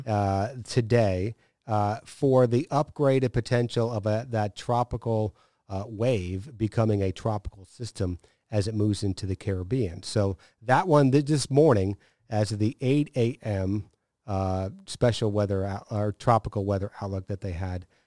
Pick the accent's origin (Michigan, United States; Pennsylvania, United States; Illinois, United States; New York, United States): New York, United States; upstate; moved away; growing up in upstate New York